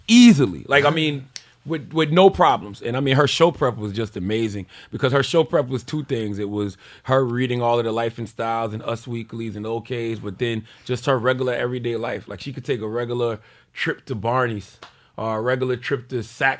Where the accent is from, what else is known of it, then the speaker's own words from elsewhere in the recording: South Carolina, United States; moved away; I'm from South Carolina.